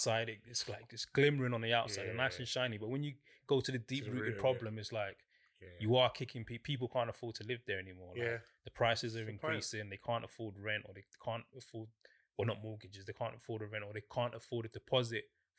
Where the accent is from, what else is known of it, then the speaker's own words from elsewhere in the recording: London, United Kingdom; we're from South London.